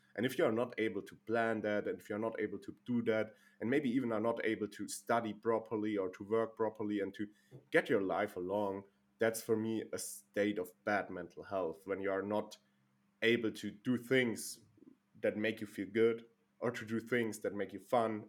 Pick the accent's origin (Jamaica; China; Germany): Germany; I'm living and born in Germany